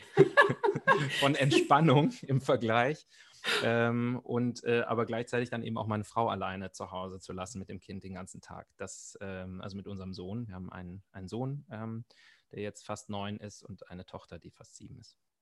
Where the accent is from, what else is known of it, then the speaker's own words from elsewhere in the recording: Germany; bei uns in Deutschland